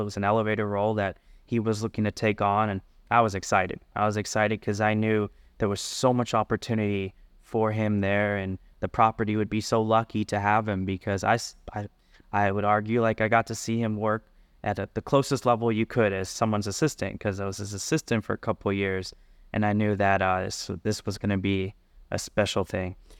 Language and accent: English; South Florida, United States; moved away as an adult; also born or lived in Berkeley, California; now in Las Vegas, United States; I grew up in South Florida